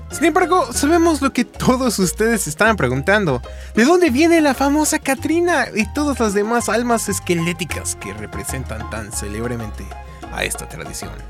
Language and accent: Spanish; Mexico City, Mexico; Ahora seré yo un poco egoísta y platicaré de lo que hacemos en mi tierra natal de la Ciudad de México.